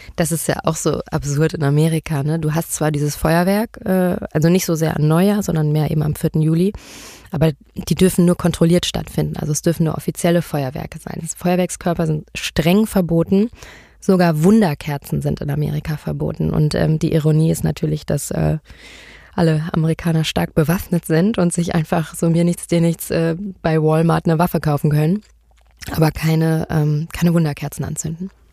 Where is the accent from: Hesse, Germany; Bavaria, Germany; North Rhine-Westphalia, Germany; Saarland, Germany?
Hesse, Germany; Marburg; moved away; also born or lived in Berlin; Ich bin geboren in Berlin, aber ich bin aufgewachsen in Marburg